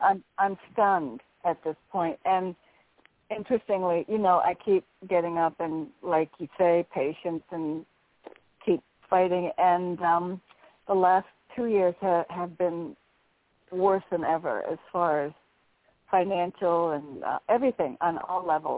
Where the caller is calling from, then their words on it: Connecticut, United States; Hi, this is … in Connecticut.